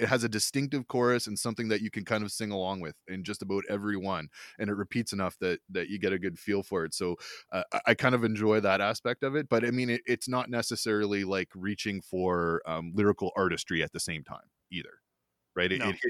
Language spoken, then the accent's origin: English; Ontario, Canada; And where I grew up in Ontario, that was the difference between middle school and high school.